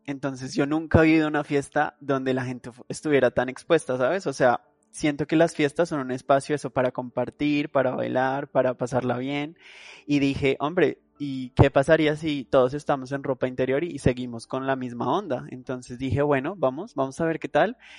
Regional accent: Colombia; moved away as an adult; also born or lived in London, United Kingdom / Madrid, Spain; Salí de mi país, de Colombia

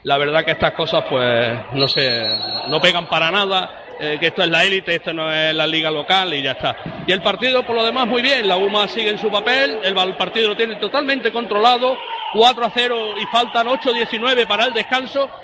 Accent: Puente Genil, Andalusia, Spain; de mi pueblo, de Puente Genil

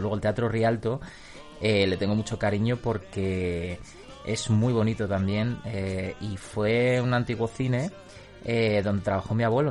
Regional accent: Madrid, Community of Madrid, Spain; Yo soy madrileño

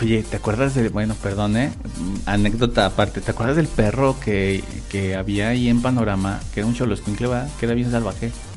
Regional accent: Guanajuato, Mexico; en Guanajuato tenemos una zona

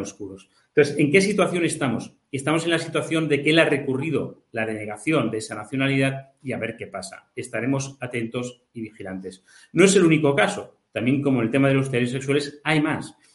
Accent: Catalonia, Spain; los catalanes que consideramos que el catalán y el español son nuestras lenguas propias

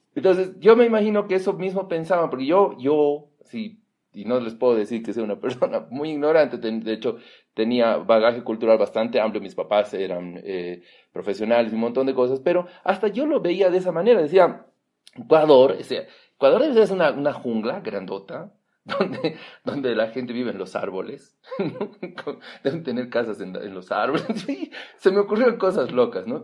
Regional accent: Bolivia; todos somos bolivianos

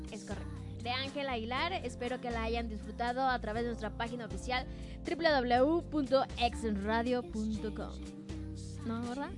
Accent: Mexico

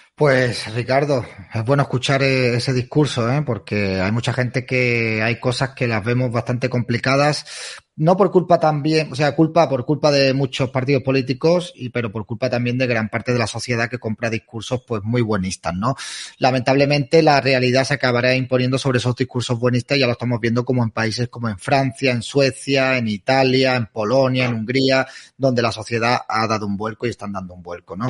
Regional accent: Spain; muchos españoles que no valoramos el gran país que tenemos

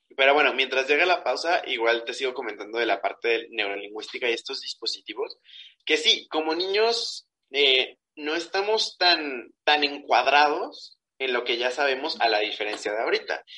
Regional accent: Mexico; como mexicanos nos costó mucho trabajo

